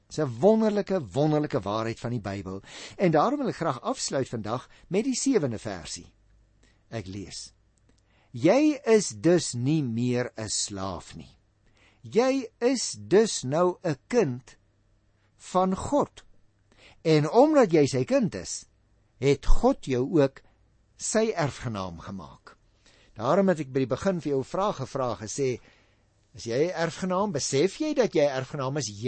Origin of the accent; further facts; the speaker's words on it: Western Cape, South Africa; Nou ek praat nogal van ek omdat ek daarmee groot geword het in Goeie Kaap. Maar hoe langer ek hier in die noorde, ek wil amper vir jou sê in die buiteland woon